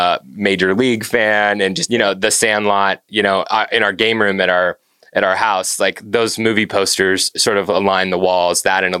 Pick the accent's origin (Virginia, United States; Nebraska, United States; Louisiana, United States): Nebraska, United States; I grew up in Nebraska.